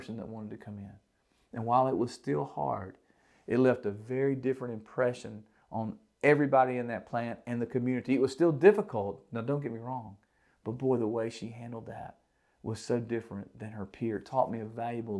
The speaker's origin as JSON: {"language": "English", "region": "the South", "country": "United States", "said": "I'm from the South, if, in case you can't tell"}